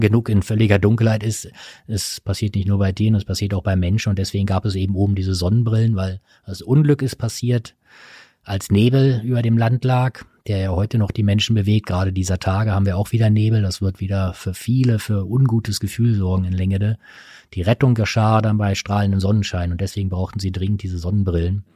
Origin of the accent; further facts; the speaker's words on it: Ruhr area, North Rhine-Westphalia, Germany; ich bin zwar im Ruhrgebiet geboren, aber ich bin kein Bergmann